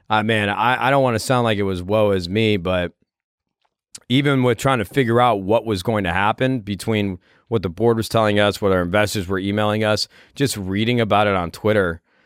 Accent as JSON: {"language": "English", "region": "Midwest", "country": "United States", "tie": "born or raised there", "said": "I grew up in the Midwest"}